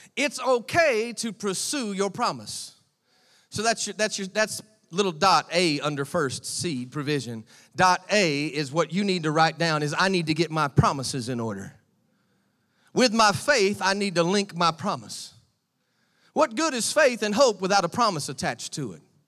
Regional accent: United States; accent: American; moved away; my American voice

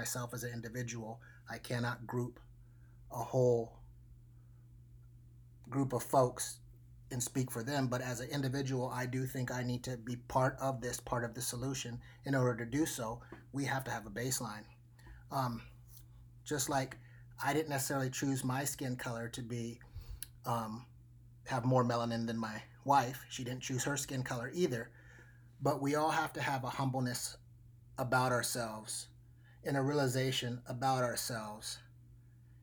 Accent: Anchorage, Alaska, United States; now in Portland, United States; I grew up in Anchorage, Alaska

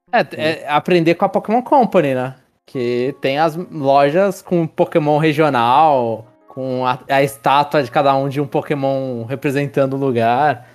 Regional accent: Brazil; eu sou brasileiro

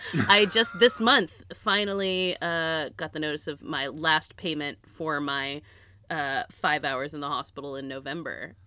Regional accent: United States; being American

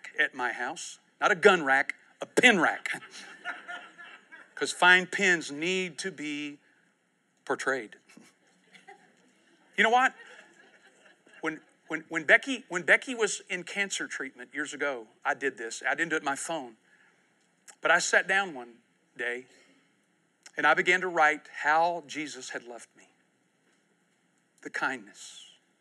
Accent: United States; I was born in the United States of America.

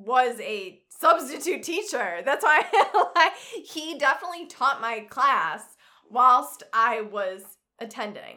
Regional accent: Naperville, Illinois, United States; now in Yorkville, United States; I'm from Naperville, but I currently live with my family out in Yorkville

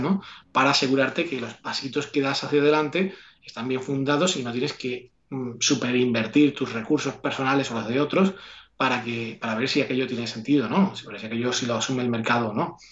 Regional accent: Mairena del Alcor, Andalusia, Spain; Aquí en, Sevilla, en del Alcor, como decía, es mi pueblo natal

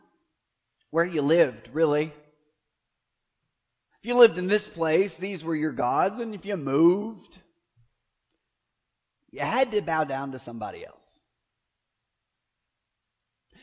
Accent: United States; as an American

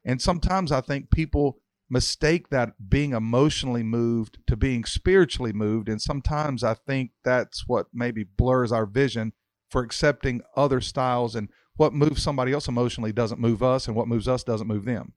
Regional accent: Mount Airy, North Carolina, United States; I was brought up in Mountaineer, North Carolina, and everybody knew my papa

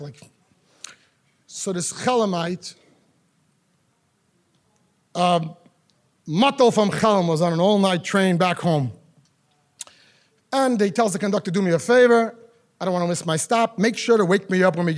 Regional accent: New York City, New York, United States; I grew up in Crown Heights

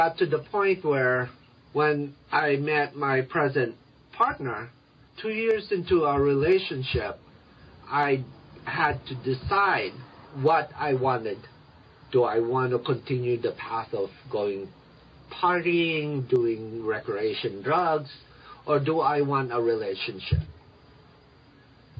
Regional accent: Reno, Nevada, United States; English is a second language; moved away as an adult; also born or lived in Philippines; now in Denver, United States; growing up in Reno, Nevada

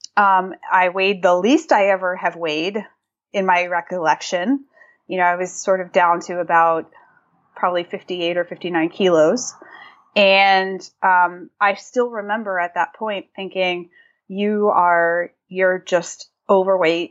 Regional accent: Massachusetts, United States; moved away as an adult; now in San Diego, United States; I grew up in Massachusetts

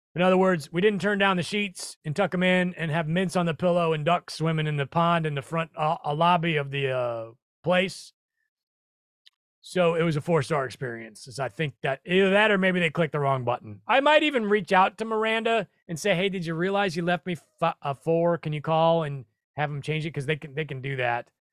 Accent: Omaha, Nebraska, United States; moved away; I'm from Omaha, four zero, the old four oh two

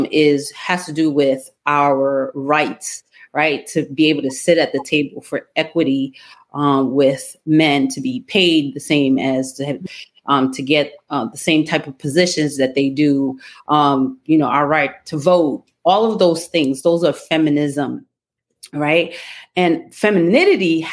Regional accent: New York City, New York, United States; I grew up in the streets of Brooklyn in the 80s and 90s.

